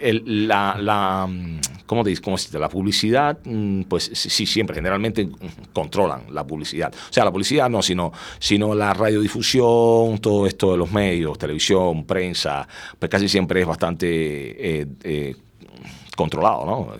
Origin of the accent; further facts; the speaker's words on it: Cuba; el cubano que soy